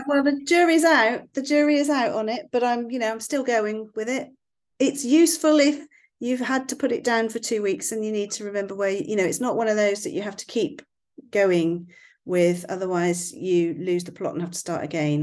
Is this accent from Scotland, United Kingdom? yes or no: no; West Country, South West England, United Kingdom; accent: West Country; my West Country accent